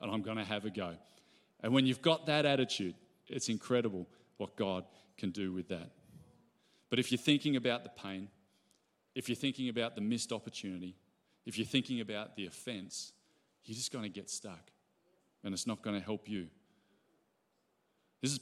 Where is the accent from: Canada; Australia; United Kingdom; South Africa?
Australia; Ballina, New South Wales; I grew up in Ballina.